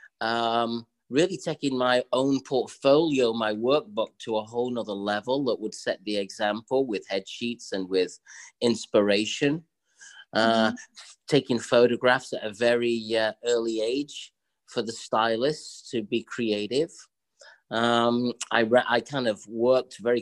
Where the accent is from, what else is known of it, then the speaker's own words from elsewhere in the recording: England, United Kingdom; now in New York City, United States; I grew up in England